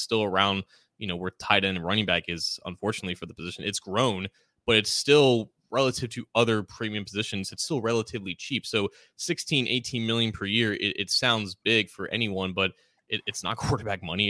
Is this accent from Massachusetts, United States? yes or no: no; Cincinnati area, Ohio, United States; born or raised there